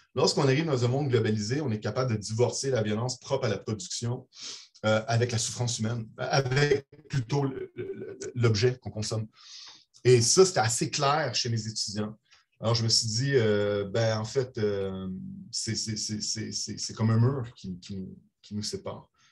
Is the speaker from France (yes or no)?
no; Brussels, Brussels-Capital Region, Belgium; now in Montreal, Canada; Je suis né à Bruxelles. je suis citoyen canadien et belge à la fois